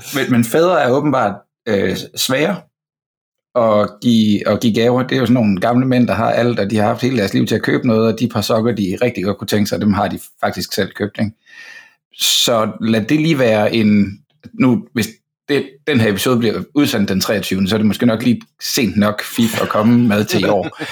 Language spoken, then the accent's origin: Danish; Fredericia, Southern Denmark, Denmark; now in Copenhagen, Denmark; jeg er fra Fredericia og bor i København nu